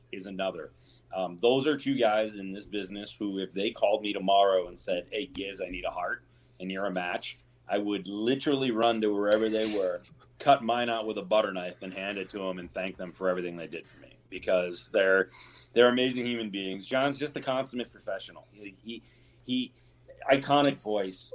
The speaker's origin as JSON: {"language": "English", "region": "Michigan", "country": "United States", "tie": "born or raised there", "moved": "yes", "lives_now": "Seattle, United States", "said": "I grew up playing hockey in Michigan"}